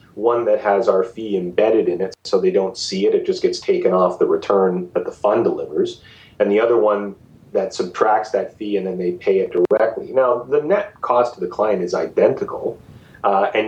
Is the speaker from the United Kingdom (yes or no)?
no; Canada